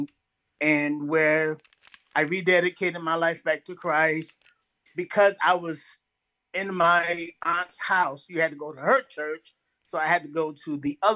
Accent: Bridgeport, Connecticut, United States; moved away; also born or lived in North Carolina; was born and raised in Bridgeport, Connecticut.

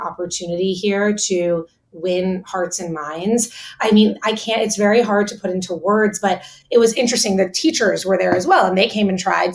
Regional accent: Miami, Florida, United States; growing up in Miami, there's such a focus on like nightlife

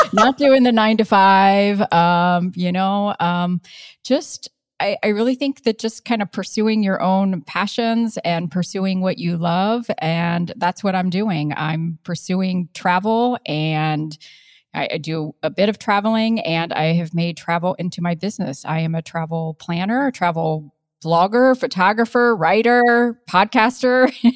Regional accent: Midwest, Ohio, United States; moved away as an adult; now in Colorado, United States; I come from the Midwest

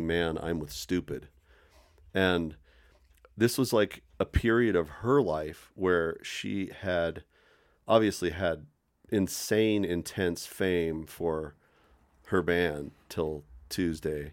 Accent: Boulder, Colorado, United States; I was born in Boulder at the community hospital

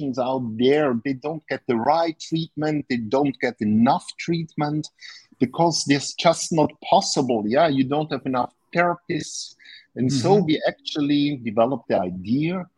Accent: Austria; I'm from Austria.

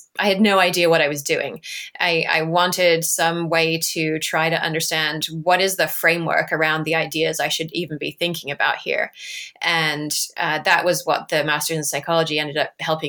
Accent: Essex, East of England, United Kingdom; I'm from Essex

